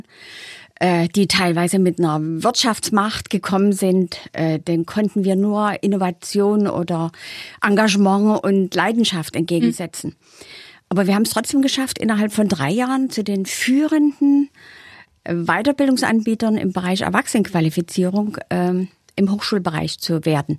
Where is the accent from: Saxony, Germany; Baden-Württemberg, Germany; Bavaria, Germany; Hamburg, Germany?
Saxony, Germany; accent: Saxon; Ich bin aus Sachsen